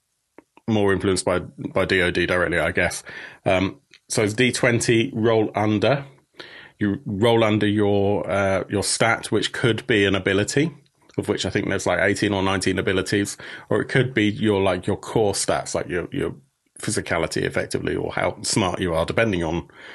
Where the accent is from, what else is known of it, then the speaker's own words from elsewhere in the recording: United Kingdom; as a Brit that covers a lot of Swedish games